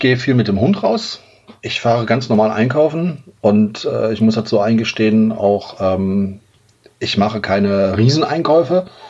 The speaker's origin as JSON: {"language": "German", "town": "Duisburg", "region": "North Rhine-Westphalia", "country": "Germany", "tie": "born or raised there", "moved": "yes", "lives_now": "Xanten, Germany", "said": "Ich bin gebürtiges Kind des Ruhrgebiets"}